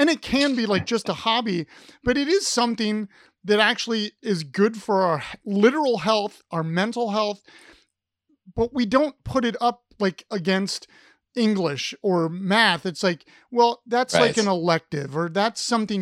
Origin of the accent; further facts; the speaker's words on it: Columbus, Ohio, United States; I grew up in Columbus